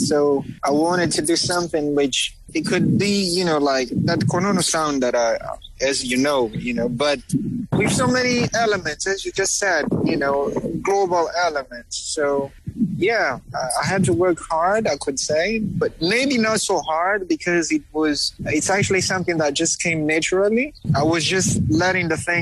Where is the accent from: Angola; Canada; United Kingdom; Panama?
Angola; first language Kikongo; English is a second language; also born or lived in Uíge, Angola / Luanda, Angola; Kikongo is my mother tongue. It's actually the first language I've heard when I was born, obviously. But since I grew up between Wij and Luanda, Wij is it's actually in the northern Angola